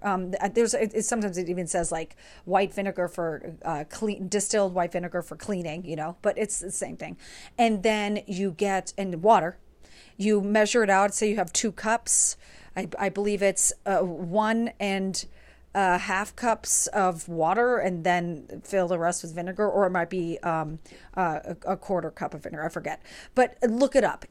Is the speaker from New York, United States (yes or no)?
yes; New York, United States; moved away as an adult; now in Pittsburgh, United States; I am originally from New York. I moved, I was there from two thousand three to twenty twenty-two, and now I currently live in Pittsburgh